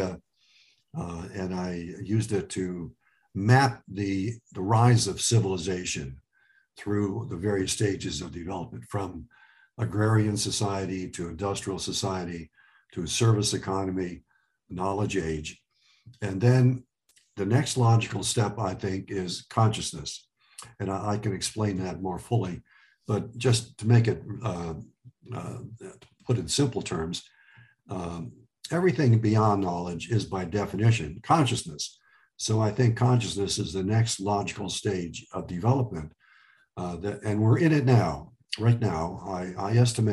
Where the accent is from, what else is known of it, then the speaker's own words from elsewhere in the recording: Cleveland Heights, Ohio, United States; English is a second language; also born or lived in Lebanon; we grew up in Cleveland Heights